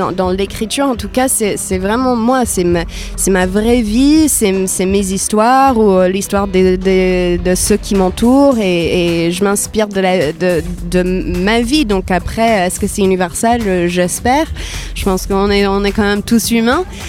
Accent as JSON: {"language": "French", "region": "Iowa", "country": "United States", "tie": "born or raised there", "also_born_or_lived": "Paris, France", "second_language": "French", "moved": "as an adult", "lives_now": "France", "said": "j'ai grandi aux États-Unis. Je suis née dans l'Iowa, au milieu des États-Unis"}